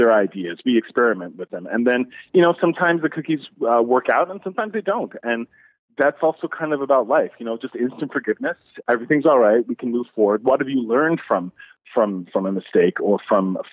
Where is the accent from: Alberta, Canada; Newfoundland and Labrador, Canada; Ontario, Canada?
Newfoundland and Labrador, Canada; growing up in Newfoundland with such an Irish Catholic family